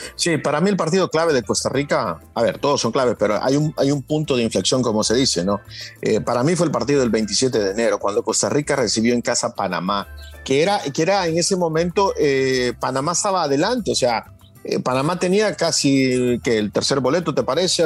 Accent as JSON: {"language": "Spanish", "country": "El Salvador", "said": "no lo digo como salvadoreño"}